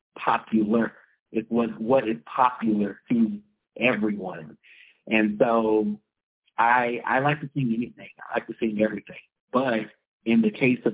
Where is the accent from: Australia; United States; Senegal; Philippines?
United States; Jasper, Texas; I grew up in Jasper, Texas, on the border of Louisiana